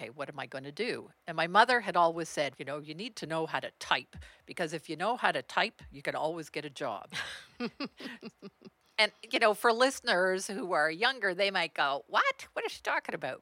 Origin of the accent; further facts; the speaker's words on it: Eastern Townships, Quebec, Canada; I actually grew up in Quebec in the Eastern Townships on a horse farm